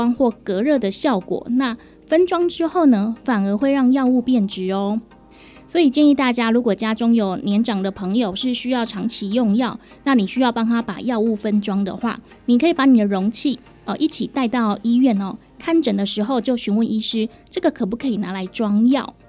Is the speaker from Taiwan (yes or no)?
yes; Taiwan; 我们台湾人很喜欢看病拿药，可是拿的药呢，不一定会全部把它整个疗程吃完。